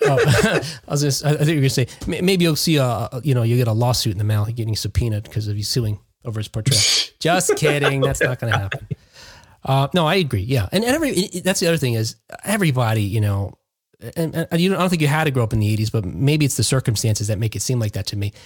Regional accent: Jersey City, New Jersey, United States; moved away; I grew up in Jersey City, New Jersey, before I moved out here. I've lived here for 20 years now

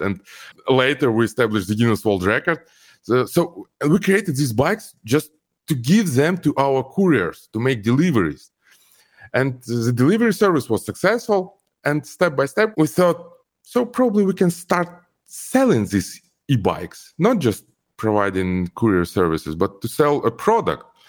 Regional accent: Almaty, Kazakhstan; English is a second language; moved away as an adult; also born or lived in Ukraine; now in Los Angeles, United States; my home country is Kazakhstan, and home city Al-, is Almaty. Uh, I grew up there.

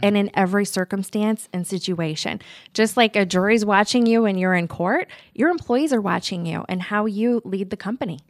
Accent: Omaha, Nebraska, United States; also born or lived in Lincoln, Nebraska; originally from Omaha, I went to college at the University of Nebraska in Lincoln

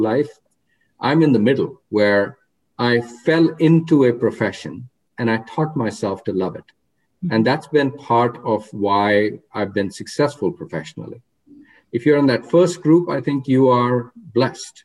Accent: India; moved away as an adult; also born or lived in Oregon; now in United States; when I was growing up in India

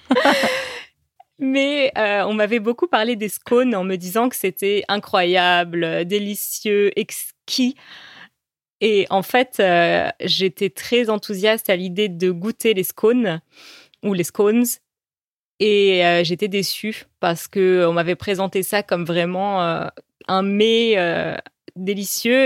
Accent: Paris, Île-de-France, France; first language French; chez nous à Paris.

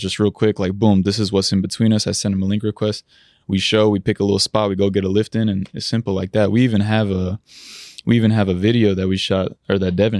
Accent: Munich, Bavaria, Germany; born there; I was born in Munich, Germany.

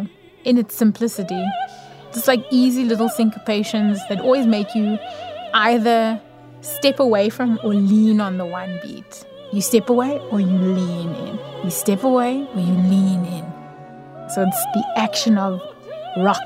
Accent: South Africa; speaking as a South African

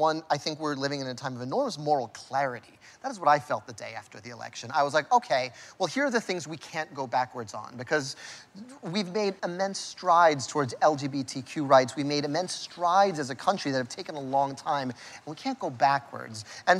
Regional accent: Vega Alta, Puerto Rico; But my hometown, Vega Alta, is still without power, where my aunt and uncle and cousins, who I love very much and I'm very close to, we got matching tattoos, all live.

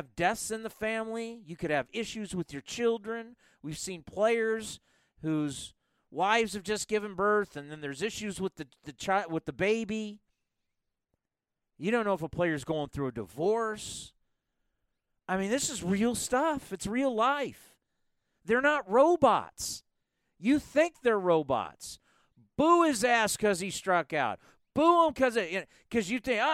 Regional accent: San Diego, California, United States; I grew up watching Bip in San Diego.

